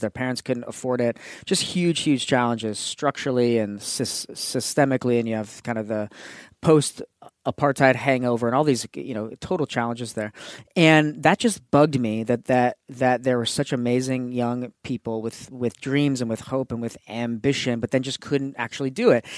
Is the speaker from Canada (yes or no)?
no; California, United States; first language English; moved away as an adult; to leave California